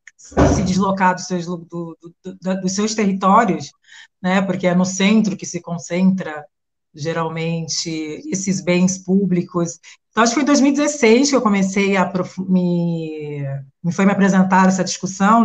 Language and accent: Portuguese; Santos, São Paulo, Brazil; Santos, litoral de São Paulo, que é de onde eu venho